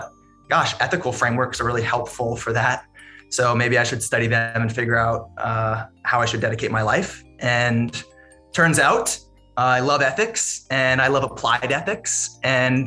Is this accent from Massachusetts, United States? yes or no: yes; Massachusetts, United States; I grew up in Massachusetts, and my first job, I have to admit, was working on a lobster boat